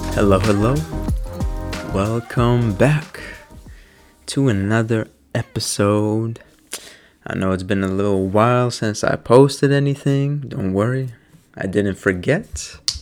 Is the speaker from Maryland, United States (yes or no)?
yes; Maryland, United States; moved away as an adult; now in New Jersey, United States; I'm from Maryland, and it's only two and a half hours from where I live